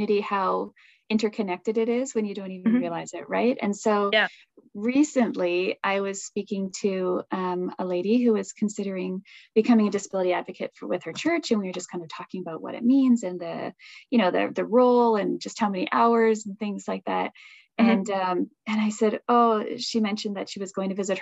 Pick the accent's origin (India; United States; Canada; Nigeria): Canada; Toronto, Ontario; moved away; I'm from Toronto, right? That's I've lived for Toronto for a bit